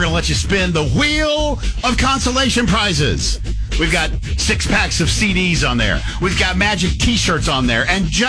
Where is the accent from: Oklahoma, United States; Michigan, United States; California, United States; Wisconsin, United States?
Oklahoma, United States; Bethany; Astronaut Shannon Lucid is from my hometown of Bethany.